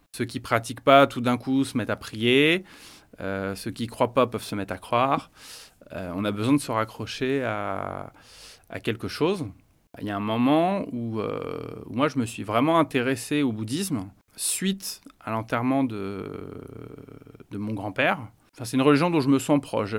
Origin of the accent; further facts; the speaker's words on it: Paris, Île-de-France, France; je suis né à Paris, euh, dans une famille euh, catholique. Donc j'ai vécu et j'ai grandi avec une famille